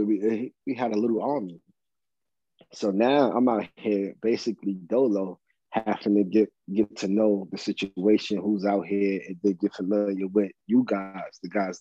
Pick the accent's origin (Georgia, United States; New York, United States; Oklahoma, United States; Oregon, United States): New York, United States; New York City; moved away as an adult; I grew up primarily in Farragut Projects and downtown Brooklyn